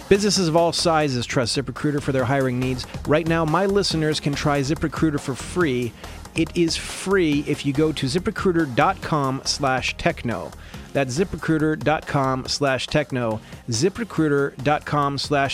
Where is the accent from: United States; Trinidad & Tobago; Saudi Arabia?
United States; Columbus, Ohio; I'm from Columbus